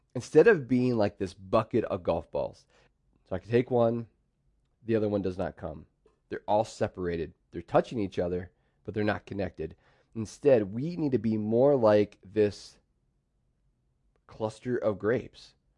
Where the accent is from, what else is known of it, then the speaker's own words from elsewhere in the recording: central Pennsylvania, United States; also born or lived in Pittsburgh, Pennsylvania; My dad moved us over to central P A.